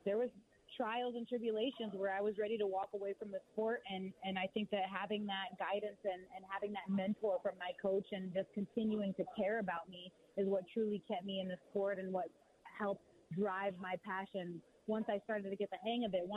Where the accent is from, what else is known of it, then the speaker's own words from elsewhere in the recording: Pacific Northwest, United States; we're from the Pacific Northwest, and we're loyal to the soil up there